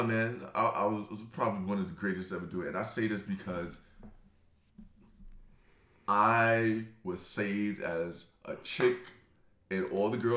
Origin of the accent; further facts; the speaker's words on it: New York City, New York, United States; I'm from Brooklyn